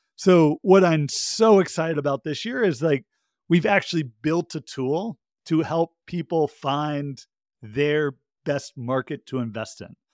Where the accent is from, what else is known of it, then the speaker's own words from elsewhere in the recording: Georgia, United States; my home state, uh, of Georgia